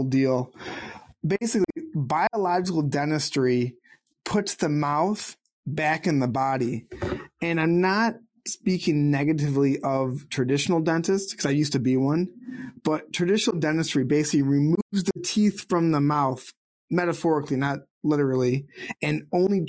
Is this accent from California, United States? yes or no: no; Sterling Heights, Michigan, United States; I grew up 30 minutes north of Detroit in a city called Sterling Heights